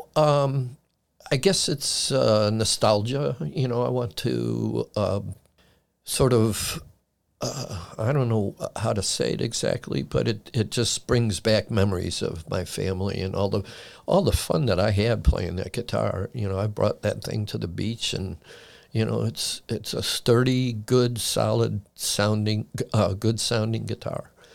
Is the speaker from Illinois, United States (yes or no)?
yes; Chicago, Illinois, United States; moved away as an adult; now in Frederick County, United States; I was born and raised in Chicago and was there until nineteen eighty-five when I moved out here.